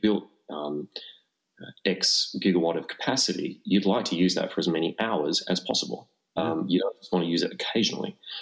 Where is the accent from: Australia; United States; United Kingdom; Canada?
Australia; Australians, we're a funny bunch, mate